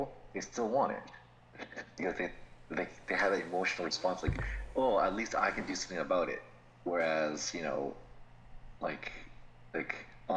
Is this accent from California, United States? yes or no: no; Florida, United States; we're from Florida